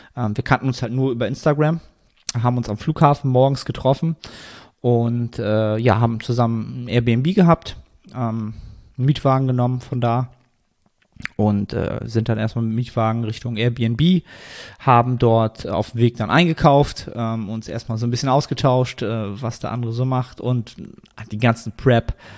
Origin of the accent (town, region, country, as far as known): Germany